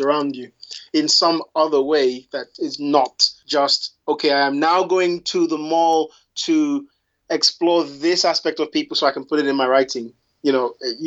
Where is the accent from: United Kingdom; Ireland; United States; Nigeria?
United Kingdom; England; I am English by birth and by background, and I also, you know, I'm also Yoruba